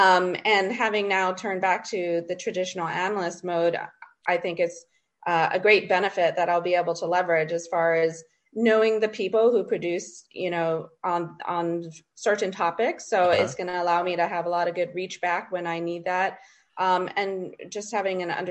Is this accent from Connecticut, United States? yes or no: no; Hawaii, United States; moved away as an adult; also born or lived in Washington; I grew up in Hawaii